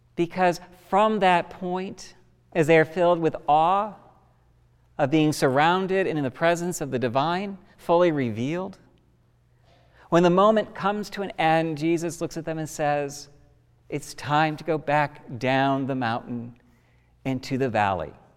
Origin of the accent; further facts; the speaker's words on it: United States; we as an American people have marked and memorial significant events in our country